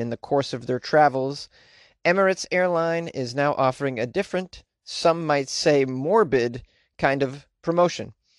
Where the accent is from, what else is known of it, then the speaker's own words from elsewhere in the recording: Boston, Massachusetts, United States; I don't say that word correctly 'cause I'm from Boston